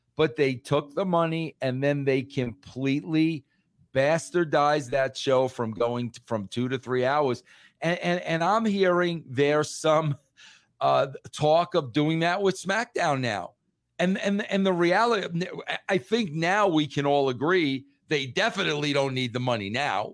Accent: New York, United States; being a New Yorker

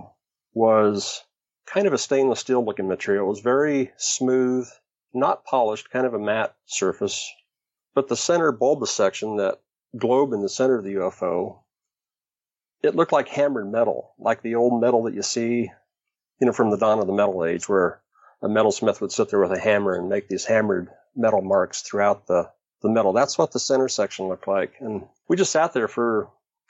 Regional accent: Riverton, Wyoming, United States; now in Oregon, United States; I was born pretty much in the geographical center of Wyoming, a town called Riverton

